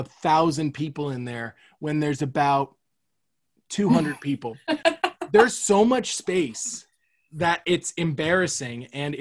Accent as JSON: {"language": "English", "town": "Fort Myers", "region": "Florida", "country": "United States", "tie": "born or raised there", "said": "My hometown, RSW, I think. Yeah, Fort Myers. That's our hometown airport."}